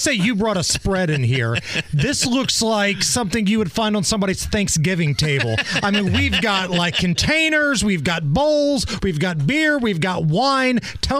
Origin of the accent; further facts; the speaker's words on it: Beech Grove, Indiana, United States; also born or lived in Muncie, Indiana; I'm from Beech Grove, Indiana. I went to school in Muncie.